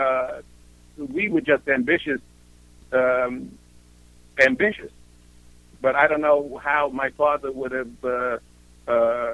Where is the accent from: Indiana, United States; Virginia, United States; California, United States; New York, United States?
New York, United States; New York City; moved away; also born or lived in Europe; to get out of the Bronx